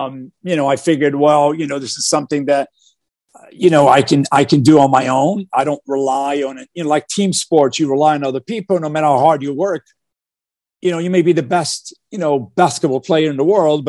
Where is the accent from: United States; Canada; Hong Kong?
United States; Newark, New Jersey; growing up in Newark, New Jersey, in a one bedroom apartment with my family of five.